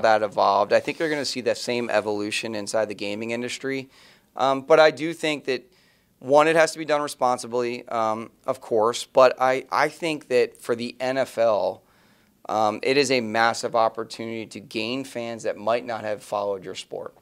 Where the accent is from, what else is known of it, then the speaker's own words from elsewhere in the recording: Philadelphia, Pennsylvania, United States; where I was growing up in the Philadelphia Eagles built a stadium